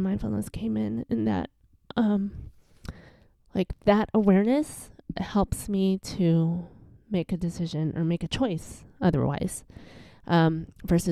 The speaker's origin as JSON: {"language": "English", "town": "Chicago", "region": "Illinois", "country": "United States", "tie": "born or raised there", "also_born_or_lived": "New Hampshire", "moved": "as an adult", "said": "I'm born and raised in Chicago."}